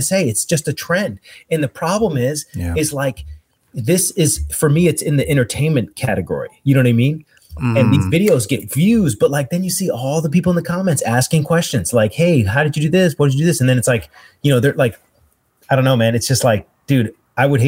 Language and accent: English; United States; as an American